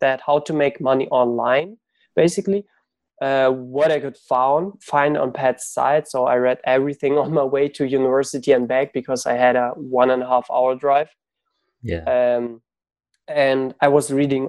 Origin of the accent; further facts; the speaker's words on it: Germany; also born or lived in Ukraine; I grew up in Germany. So I was born in Ukraine, but we moved when I was 6 to Germany. So I grew up in school. I was in school and university in Germany